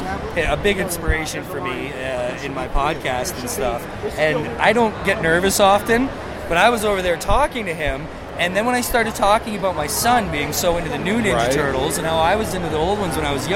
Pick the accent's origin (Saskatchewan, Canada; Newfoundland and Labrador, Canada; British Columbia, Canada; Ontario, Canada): Ontario, Canada; Toronto; I'm actually from Toronto